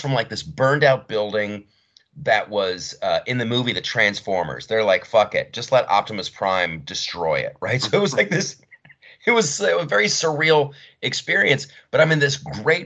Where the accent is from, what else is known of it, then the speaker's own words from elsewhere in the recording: Columbus, Ohio, United States; my hometown of Columbus, Ohio